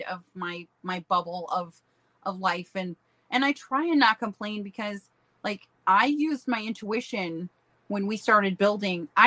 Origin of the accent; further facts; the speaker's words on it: Hudson, South Dakota, United States; moved away; also born or lived in Sioux Falls, South Dakota; I was born and raised in Hudson, South Dakota. I'm from Rapid City.